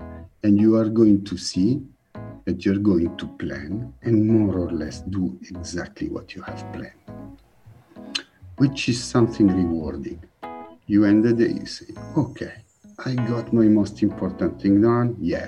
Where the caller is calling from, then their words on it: Milan, Lombardy, Italy; I'm calling in from Milano in northern Italy.